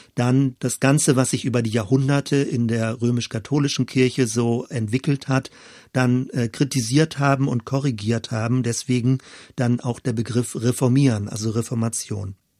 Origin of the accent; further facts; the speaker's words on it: western Germany, Germany; als Kind war ich in einer der letzten verbliebenen Elem-Gemeinden in Westdeutschland